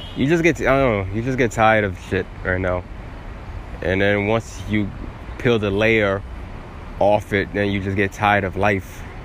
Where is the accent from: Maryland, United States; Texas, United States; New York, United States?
New York, United States; New York City; I'm from Staten Island